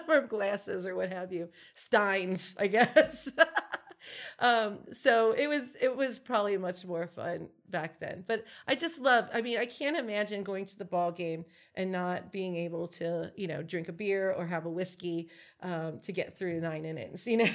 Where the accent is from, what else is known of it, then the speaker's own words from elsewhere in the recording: Cincinnati, Ohio, United States; also born or lived in Western Hills, Cincinnati; my family kept moving north, so I grew up in Coleraine